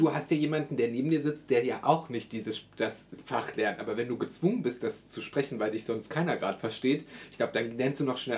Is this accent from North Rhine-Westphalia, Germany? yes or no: no; Brandenburg, Germany; ich bin aus Brandenburg